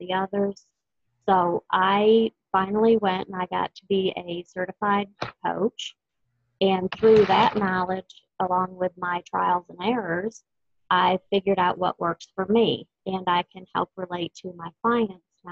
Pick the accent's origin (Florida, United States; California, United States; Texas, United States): Texas, United States; I am from Texas